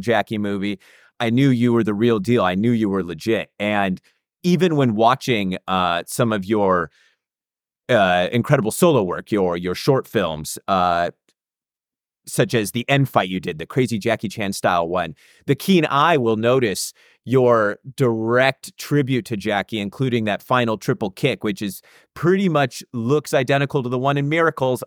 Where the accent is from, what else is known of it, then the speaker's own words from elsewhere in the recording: United States; I was from America